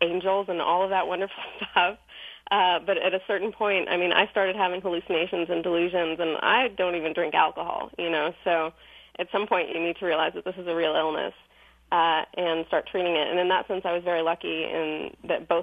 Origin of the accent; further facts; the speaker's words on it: Iran; moved away; I'm originally from Iran